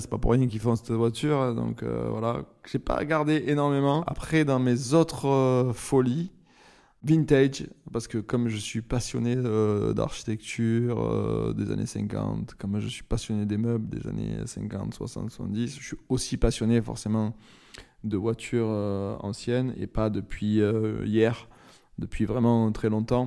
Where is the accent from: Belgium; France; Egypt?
France; Marseille, Provence-Alpes-Côte d'Azur; j'ai grandi à Marseille, dans une famille assez euh, populaire